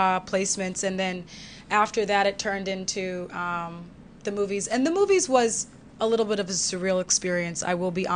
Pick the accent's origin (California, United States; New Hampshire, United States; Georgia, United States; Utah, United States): California, United States; Los Angeles; also born or lived in Chicago; now in Virginia, United States; I was born in Chicago and I grew up in Los Angeles